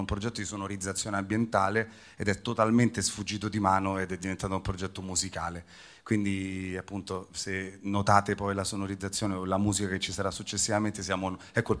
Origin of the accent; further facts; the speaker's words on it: Rome, Lazio, Italy; now in Palermo, Italy; io sono romano ma sono dieci anni che non abito più a Roma e da cinque anni ho lo studio a Palermo